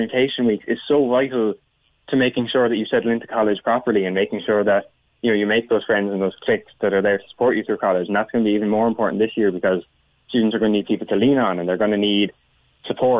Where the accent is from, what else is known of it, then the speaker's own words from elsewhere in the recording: Cork, Munster, Ireland; I'm from Cork